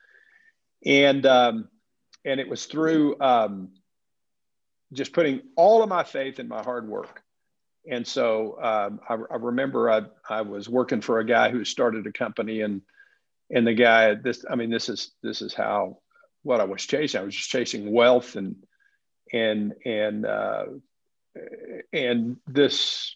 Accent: West Texas, United States; moved away; also born or lived in Southern California; So I was born and raised in West Texas

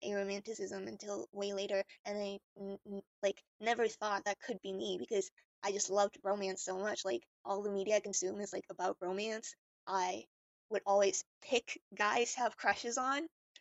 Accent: Thailand; I'm also from Thailand. I went to high school with Boa.

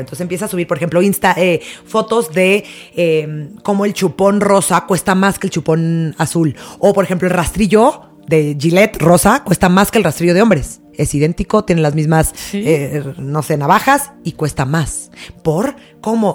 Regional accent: Mexico

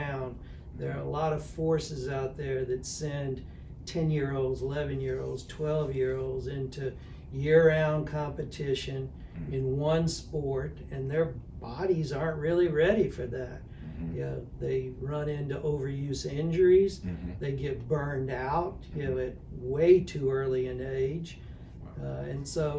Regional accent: Alabama, United States; I grew up in Alabama

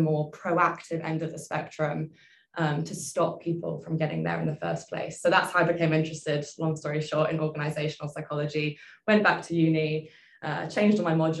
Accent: Singapore; I'm an organizational psychologist at Tea Tree Health. And I'm originally British, but born and raised in Asia, so I consider Singapore home.

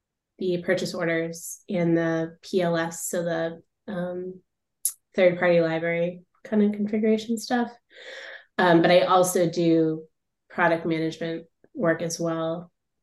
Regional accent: Boston, Massachusetts, United States; now in Chester, United States; I'm from Boston, Massachusetts, but I live in a little town called Chester, New Hampshire now

